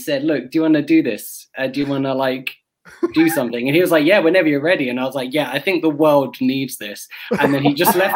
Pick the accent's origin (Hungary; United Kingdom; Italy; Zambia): United Kingdom; England; moved away as an adult; also born or lived in New Hampshire; now in Ottawa, Canada; I'm from England